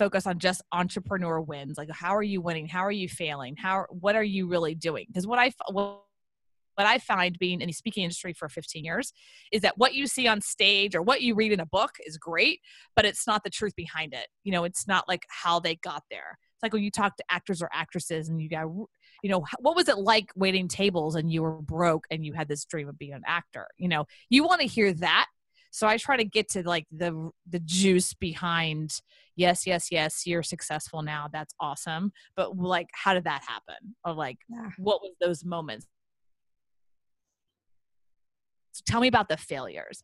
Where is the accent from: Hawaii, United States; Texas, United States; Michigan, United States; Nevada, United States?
Texas, United States; Houston; I'm from Houston